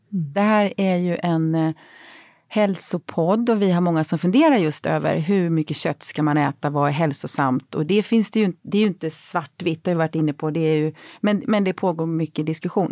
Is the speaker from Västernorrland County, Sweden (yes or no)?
no; Växjö, Kronoberg County, Sweden; Jag är uppvuxen utanför Växjö i eh, Jämla i skogen i Småland